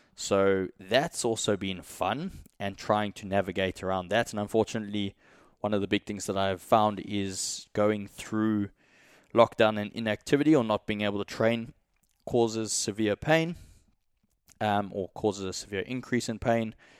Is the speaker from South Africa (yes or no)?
yes; South Africa; moved away; also born or lived in Australia; being from South Africa